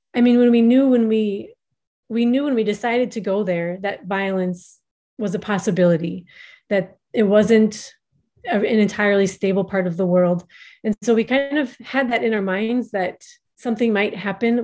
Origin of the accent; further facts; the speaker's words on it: Minnesota, United States; moved away as an adult; also born or lived in Somaliland; now in Djibouti; I am an American originally from Minnesota